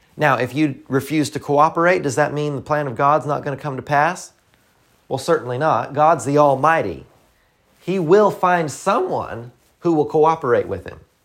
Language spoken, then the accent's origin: English; the South, United States; accent: Southern; I'm from the South